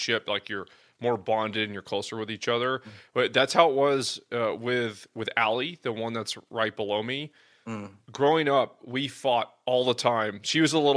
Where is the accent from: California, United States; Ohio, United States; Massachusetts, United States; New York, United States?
California, United States; San Jose; I was born in San Jose